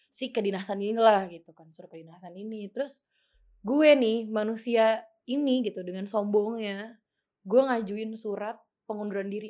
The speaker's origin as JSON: {"language": "Indonesian", "town": "Yogyakarta", "region": "Special Region of Yogyakarta", "country": "Indonesia", "said": "Jatuhnya gue nggak ngerantau karena kan emang gue orang Jogja."}